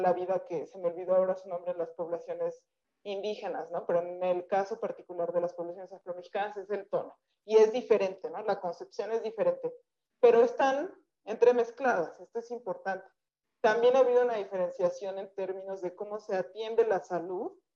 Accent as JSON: {"language": "Spanish", "country": "Mexico", "said": "siempre decimos soy mexicana"}